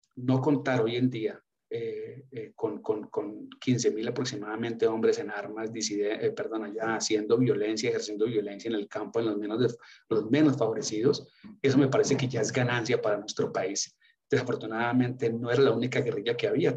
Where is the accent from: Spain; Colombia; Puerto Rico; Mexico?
Colombia; moved away; como colombiano